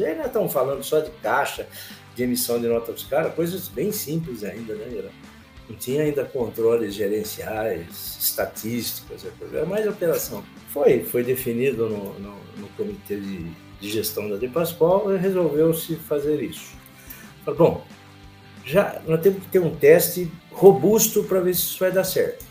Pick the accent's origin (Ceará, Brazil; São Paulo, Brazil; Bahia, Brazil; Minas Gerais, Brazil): São Paulo, Brazil; Campinas; eu sou campineiro, tenho 69 anos de idade